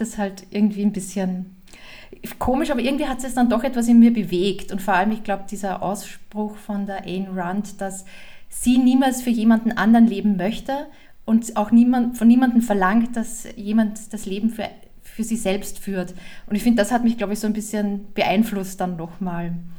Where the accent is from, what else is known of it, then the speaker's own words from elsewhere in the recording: Austria; moved away as an adult; now in Germany; Also ich komme aus Österreich ursprünglich